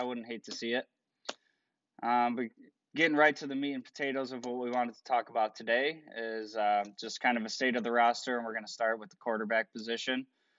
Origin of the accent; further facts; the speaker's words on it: Buffalo, New York, United States; now in Rochester, United States; I am originally from Buffalo and wandered out to Rochester.